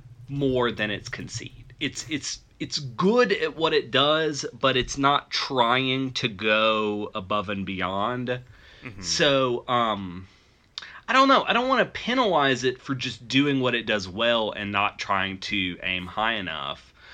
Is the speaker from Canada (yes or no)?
no; the American South, United States; as a Southerner